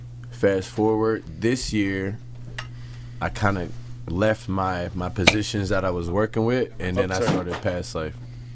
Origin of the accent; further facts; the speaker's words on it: Ottawa, Ontario, Canada; it's cool like to be from Ottawa to be touching people like Montreal, Miami, New York, shit like that.